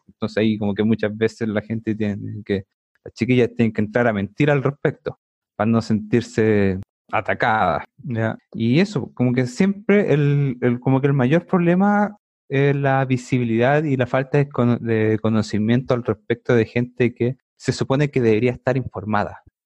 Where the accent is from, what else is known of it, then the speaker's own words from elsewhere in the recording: Santiago, Santiago Metropolitan Region, Chile; soy de Santiago. Bueno, nacido y criado